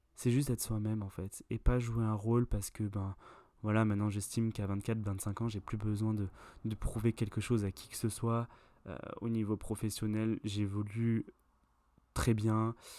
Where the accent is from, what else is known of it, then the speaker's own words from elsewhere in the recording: France; il y a Julie, Pauline et moi euh, qui nous sommes français